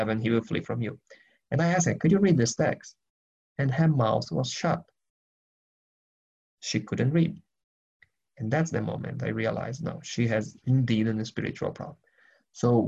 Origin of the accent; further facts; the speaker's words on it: Brazil; now in Germany; I'm originally from Brazil, but I live in Germany.